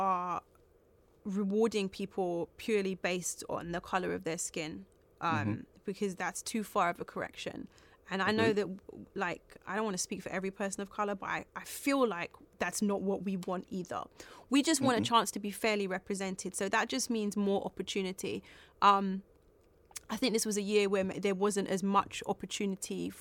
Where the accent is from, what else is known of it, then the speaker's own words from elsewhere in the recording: London, United Kingdom; We're both from South London